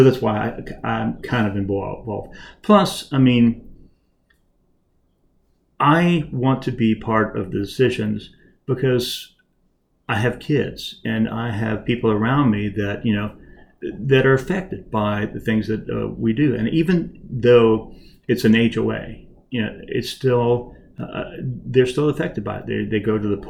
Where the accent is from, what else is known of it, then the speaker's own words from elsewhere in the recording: Lubbock, Texas, United States; moved away as an adult; also born or lived in Memphis, Tennessee / Nashville, Tennessee; now in Rockville, United States; I grew up in Tennessee, Texas, Lubbock, Texas